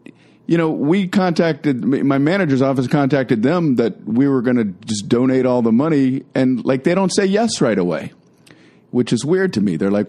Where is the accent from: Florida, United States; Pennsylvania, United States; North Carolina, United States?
Florida, United States; Miami; I grew up in Miami.